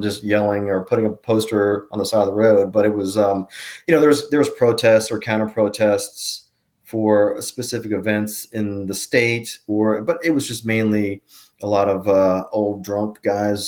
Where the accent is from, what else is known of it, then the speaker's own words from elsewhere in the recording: Woodbridge, Virginia, United States; we grew up in the Woodbridge, Dale City area